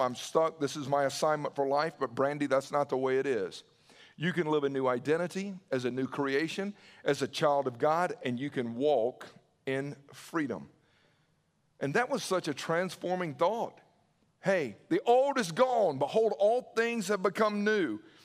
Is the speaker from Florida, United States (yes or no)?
no; Newnan, Georgia, United States; I remember growing up in Noonan